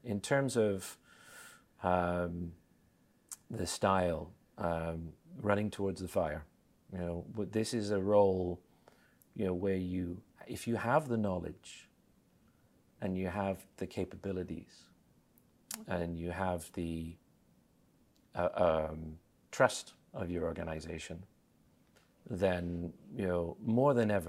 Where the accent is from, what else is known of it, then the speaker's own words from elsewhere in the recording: Australia; also born or lived in Vancouver, Canada; I was raised in Australia. Then they went on a holiday to Canada, like many people, fell in love with Canada and chose Vancouver.